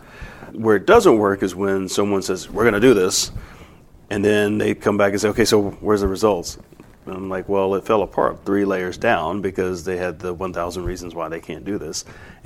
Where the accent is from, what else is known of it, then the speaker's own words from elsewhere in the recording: Baton Rouge, Louisiana, United States; we're from Baton Rouge, Louisiana